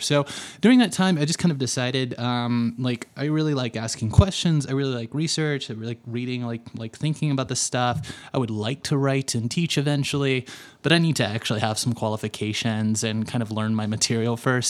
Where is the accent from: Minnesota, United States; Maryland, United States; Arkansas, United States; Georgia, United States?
Arkansas, United States; Little Rock; moved away as an adult; also born or lived in Los Angeles, United States; now in Denver, United States; I lived my entire life in Little Rock, Arkansas. So, I grew up in Bible Belt world